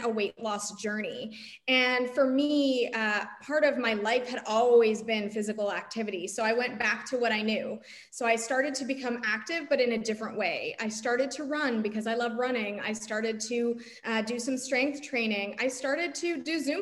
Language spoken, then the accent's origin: English; Toronto, Ontario, Canada; I grew up in Toronto, Canada